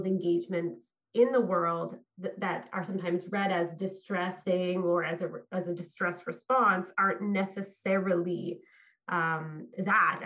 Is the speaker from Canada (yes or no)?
yes; Fredericton, New Brunswick, Canada; I'm weathering COVID in my hometown of Fredericton, New Brunswick